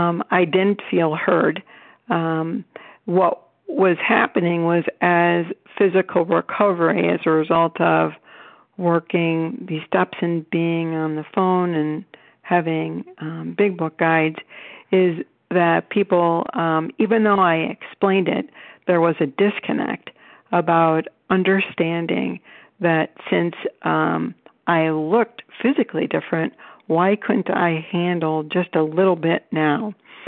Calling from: Cleveland, Ohio, United States; I'm calling from Cleveland, Ohio.

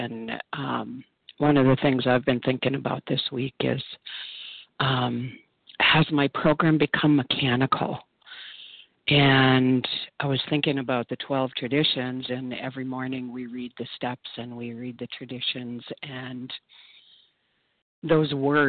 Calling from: Minnesota, United States; I am a compulsive overeater in northern Minnesota.

